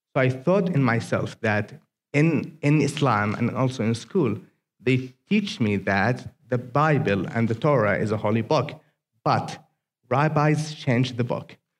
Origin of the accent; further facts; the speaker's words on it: Aden, Yemen; English is a second language; moved away as an adult; now in United States; greetings from Yemen.